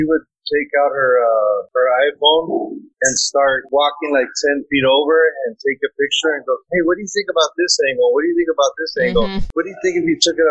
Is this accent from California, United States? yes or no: yes; Los Angeles, California, United States; I'm a photographer and director, born and raised in Los Angeles